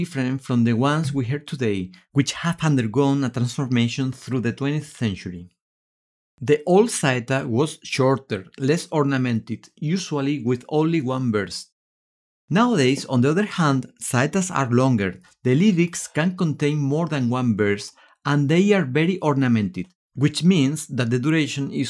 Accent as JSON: {"language": "English", "town": "Seville", "region": "Andalusia", "country": "Spain", "said": "I am from Seville"}